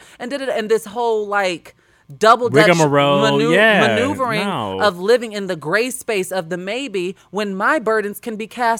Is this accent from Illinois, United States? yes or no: yes; Chicago, Illinois, United States; We're both from Chicago, so we get a lot of comparisons.